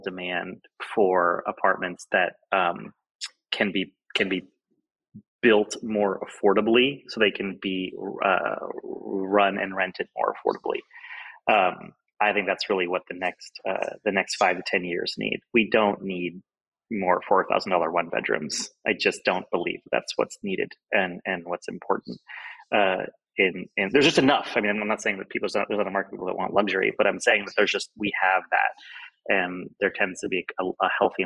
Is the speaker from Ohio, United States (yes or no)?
yes; Ohio, United States; now in San Francisco, United States; I'm from the Midwest in Ohio